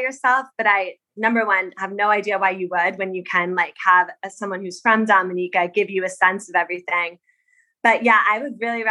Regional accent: New Jersey, United States; I grew up on the East Coast in New Jersey

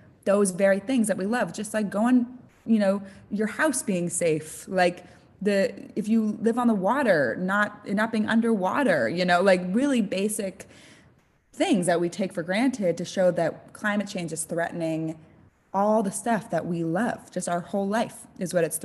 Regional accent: San Francisco, California, United States; now in Los Angeles, United States; I'm from the Bay Area, which is like a traditionally like really liberal place and kind of like eco-friendly

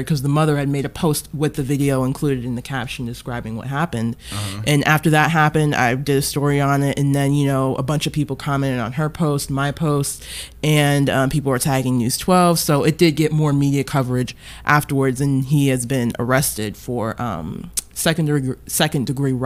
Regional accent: Long Island, New York, United States; I was born and raised on Long Island

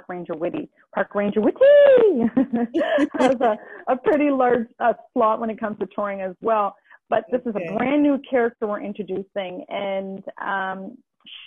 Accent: Halifax, Nova Scotia, Canada; moved away; I'm from Halifax, Nova Scotia originally

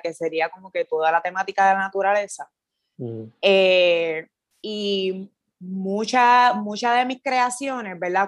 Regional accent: Patillas, Puerto Rico; moved away as an adult; also born or lived in Cayey / Old San Juan; now in San Juan, Puerto Rico; soy de Patilla, estudié en Calle

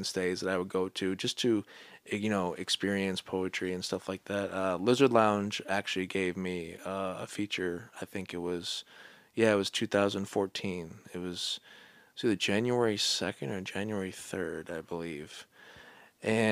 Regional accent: Romulus, Michigan, United States; now in Boston, United States; I'm from Romulus, and it's Detroit area, but it's not really Detroit

